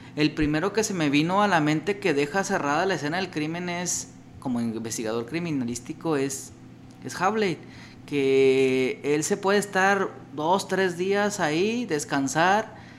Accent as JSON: {"language": "Spanish", "town": "Ciudad Juárez", "region": "Chihuahua", "country": "Mexico", "said": "yo soy de Chihuahua, soy de Juárez específicamente"}